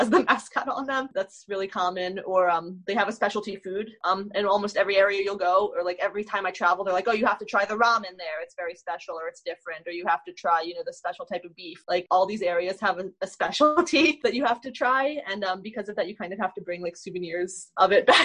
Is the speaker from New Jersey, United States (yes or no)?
yes; New Jersey, United States; now in Los Angeles, United States; I'm from New Jersey